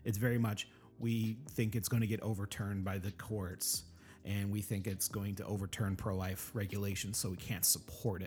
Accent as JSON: {"language": "English", "region": "Oklahoma", "country": "United States", "tie": "born or raised there", "said": "growing up in Oklahoma."}